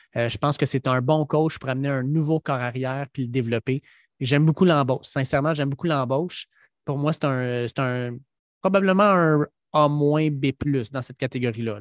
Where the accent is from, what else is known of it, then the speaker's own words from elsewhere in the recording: Quebec, Canada; on est bien des Québécois